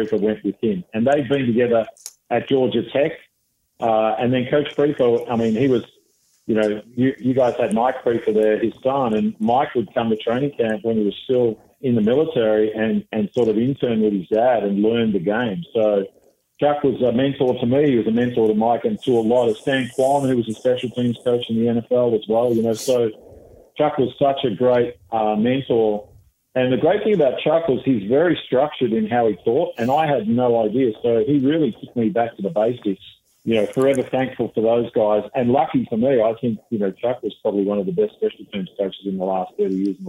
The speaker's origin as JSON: {"language": "English", "region": "Western Australia", "country": "Australia", "tie": "born or raised there", "moved": "yes", "said": "I played junior football in Western Australia"}